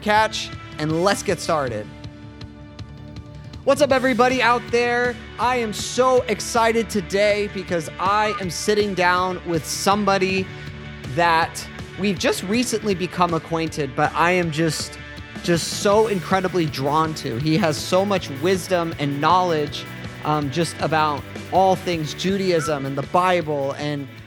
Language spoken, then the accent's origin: English; United States; I've grown up here in America